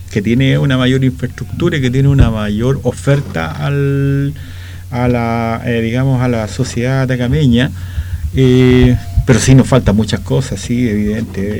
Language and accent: Spanish; Talca, Maule, Chile; yo vengo de Talca, ya soy oriundo de Talca.